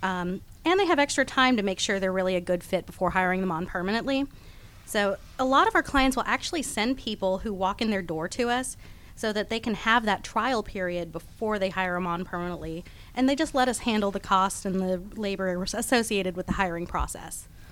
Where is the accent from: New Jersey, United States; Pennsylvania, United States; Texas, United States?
Texas, United States; Houston; now in Atlanta, United States; I was born in Houston, Texas, but I've been in Atlanta since 1993, so I'm a Georgia girl at this point